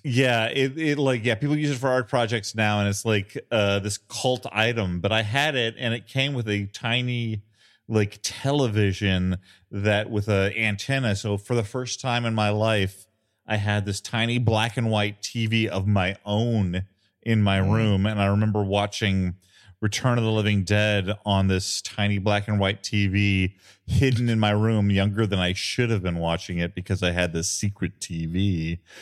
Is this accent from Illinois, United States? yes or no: yes; Illinois, United States; I grew up in a town in Illinois that was three thousand five hundred